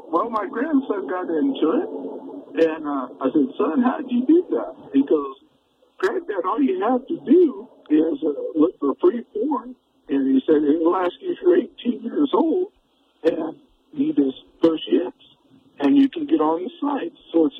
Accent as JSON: {"language": "English", "region": "Kentucky", "country": "United States", "said": "I'm actually from Kentucky, but I'm visiting here."}